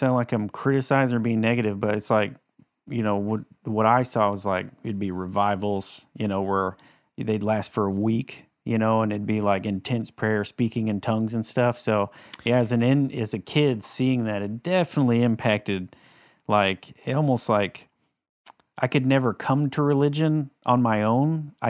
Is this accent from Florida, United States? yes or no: yes; Panama City, Florida, United States; Panama City.